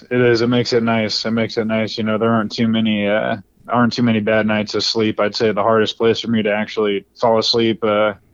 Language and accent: English; Texas, United States; born there; now in Holly Springs, United States; So I was born over in Texas, uh, moved around the country, and then was was fortunate enough to settle over here in the Triangle.